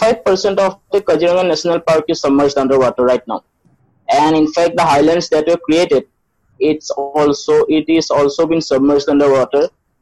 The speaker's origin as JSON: {"language": "English", "town": "Tezpur", "region": "Assam", "country": "India", "said": "I am from Tejpur, Assam."}